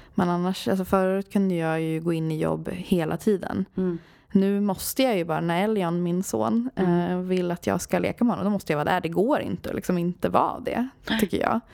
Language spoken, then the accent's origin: Swedish; Sweden; born or raised there; also born or lived in Sri Lanka